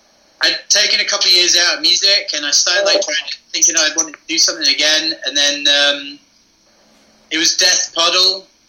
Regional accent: Aberdeen, Scotland, United Kingdom; moved away as an adult; also born or lived in England / Edinburgh; in Aberdeen. So, like, I grew up in Aberdeen as well.

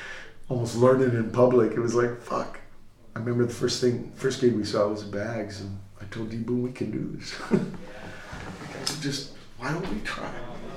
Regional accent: Portsmouth, Virginia, United States; I come from Portsmouth, Virginia. Next to the biggest Navy base in the world.

